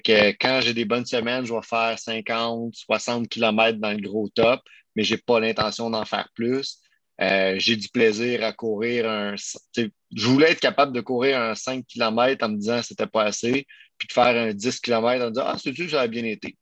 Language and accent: French; Quebec, Canada; on est des Québécois, on est une entreprise québécoise, canadienne